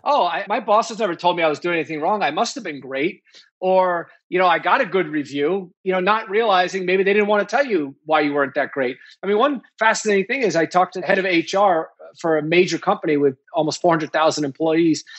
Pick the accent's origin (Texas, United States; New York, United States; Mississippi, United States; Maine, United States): New York, United States; also born or lived in Nashville, Tennessee; I grew up in New York